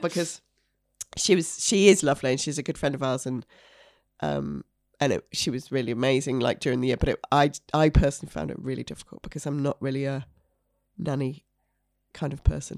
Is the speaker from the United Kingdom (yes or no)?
yes; York, Yorkshire and the Humber, United Kingdom; moved away; I'm from York originally